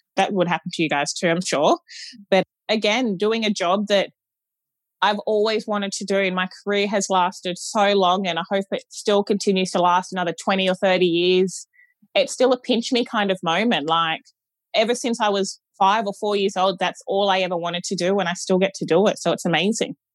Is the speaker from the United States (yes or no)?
no; Gold Coast, Queensland, Australia; I'm from the Gold Coast